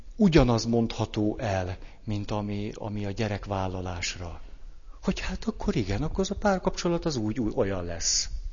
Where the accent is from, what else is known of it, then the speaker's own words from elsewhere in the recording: Hungary; kicsiny hazánkban rengeteg elgyászolatlan fájdalom és sérelem van azzal kapcsolatban, hogy mi egy kemény, meg egy puha diktatúrában nőttünk föl